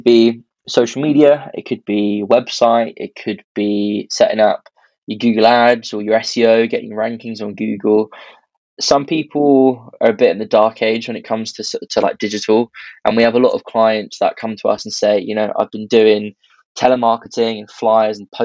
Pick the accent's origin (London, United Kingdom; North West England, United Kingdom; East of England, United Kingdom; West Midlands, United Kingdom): West Midlands, United Kingdom; Birmingham; I'm originally from Birmingham.